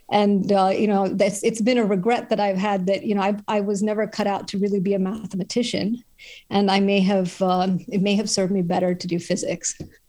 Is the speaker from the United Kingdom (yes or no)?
no; Chennai, Tamil Nadu, India; I grew up in India, in Chennai. It used to be called Madras. It's on the southeast coast.